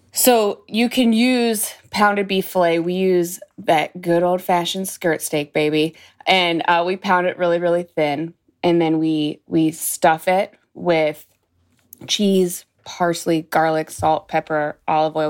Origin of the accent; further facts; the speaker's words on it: Youngstown, Ohio, United States; I'm originally from Youngstown, Ohio, and I'm still in Youngstown, Ohio